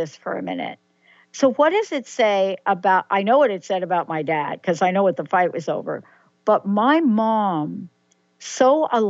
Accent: New York, United States; I'm a girl from the Bronx, New York, whose dad happened to remarry after my birth mom passed away.

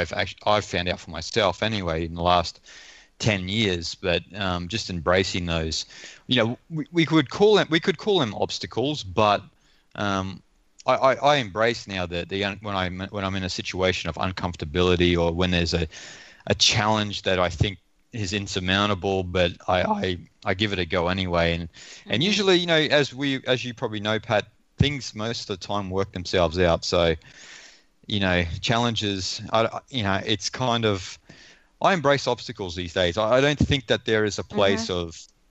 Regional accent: Australia; moved away; also born or lived in India; being an Australian kid thrown into places like India

